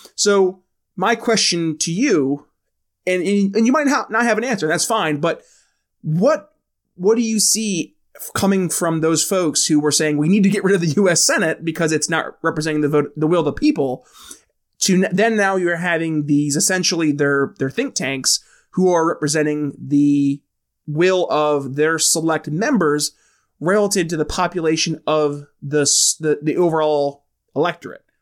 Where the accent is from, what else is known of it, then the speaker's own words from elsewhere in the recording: New York, United States; I'm from New York State, um, where we have fusion voting